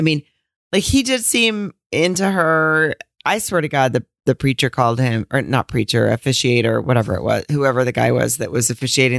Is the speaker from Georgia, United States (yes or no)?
no; Arkansas, United States; I grew up in Arkansas.